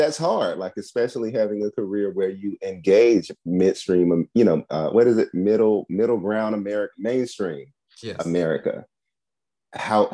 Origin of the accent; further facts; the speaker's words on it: Washington, District of Columbia, United States; I'm from Southeast DC